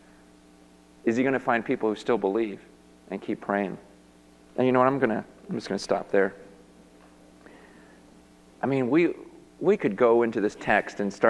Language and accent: English; United States; I'm from America